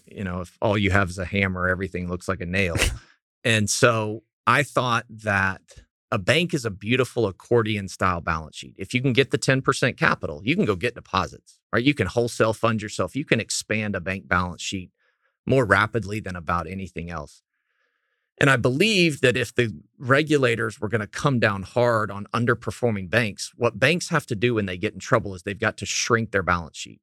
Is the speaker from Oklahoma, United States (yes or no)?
yes; Clinton, Oklahoma, United States; I grew up in Clinton, Oklahoma, uh, ninety miles west of Oklahoma City